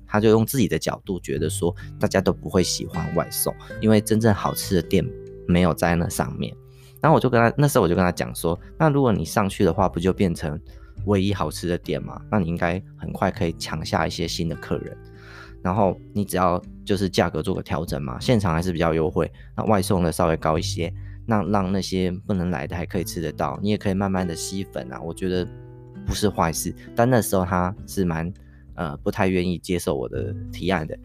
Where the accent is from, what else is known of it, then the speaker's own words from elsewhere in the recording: Taichung, Taiwan; 我们台中人的早餐